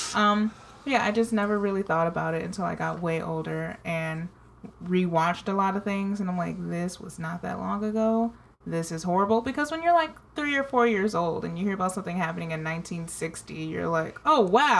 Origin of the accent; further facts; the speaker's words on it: United States; I'm American.